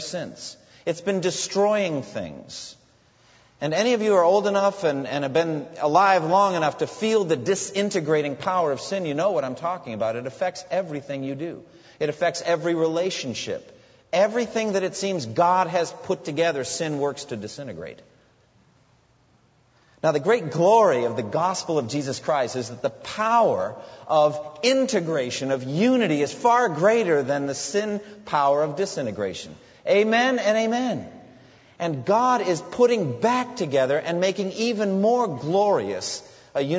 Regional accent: United States

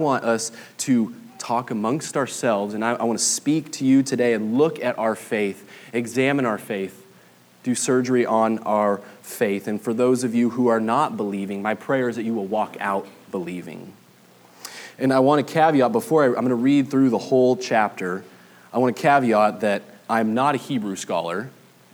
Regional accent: Southern California, United States; moved away as an adult; now in Flower Mound, United States; I'm originally from Southern California. We've been in Texas for 3 years now

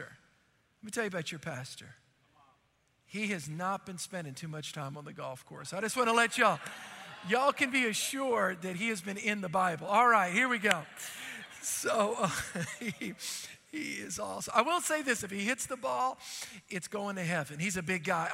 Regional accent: New Orleans, Louisiana, United States; I grew up in New Orleans

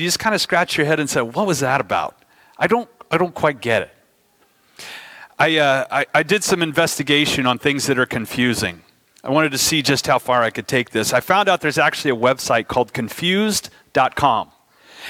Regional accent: United States; as an American

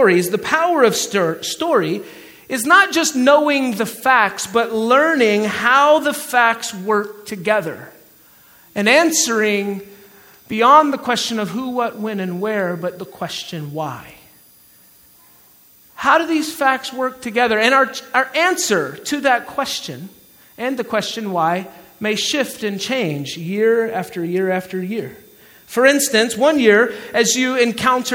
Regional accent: Georgia, United States; accent: Southern; moved away; I'm from Georgia. We call it soda or Coke where I'm from

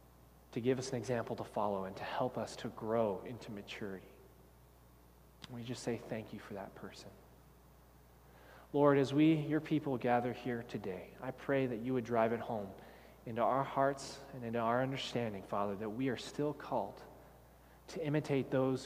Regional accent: Texas, United States; I grew up in Texas

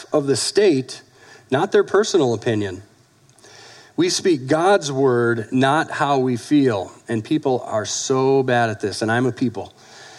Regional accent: United States; we're American citizens

